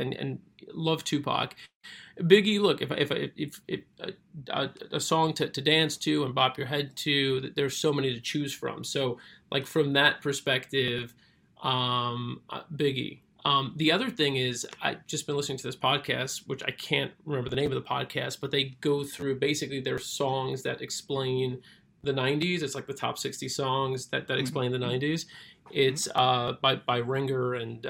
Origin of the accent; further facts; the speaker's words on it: Brooklyn, New York, United States; I was born and raised in Brooklyn. I've spent 90% of my life in New York.